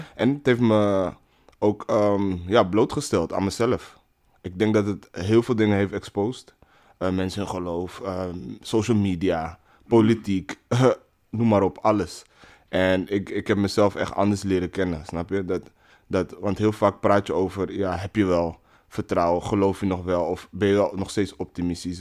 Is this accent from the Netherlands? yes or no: yes; Netherlands; Ik ben eh, geboren en getogen in Nederland.